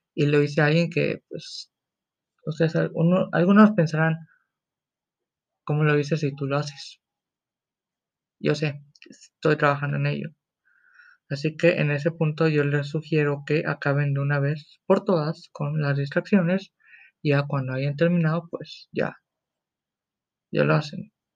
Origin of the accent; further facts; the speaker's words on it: Mexico; soy mexicano yo